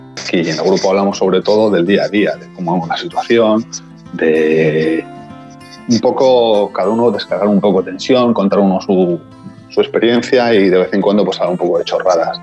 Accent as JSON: {"language": "Spanish", "country": "Spain", "moved": "as an adult", "lives_now": "Tel Aviv, Israel", "said": "siendo españoles"}